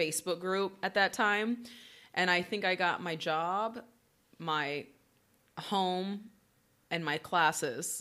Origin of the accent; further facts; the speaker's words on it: Oklahoma, United States; moved away; I'm from the Midwest